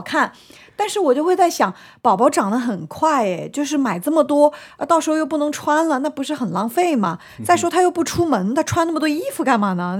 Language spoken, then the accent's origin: Chinese; Shanghai, China; 我是在我们上海很大的一个医院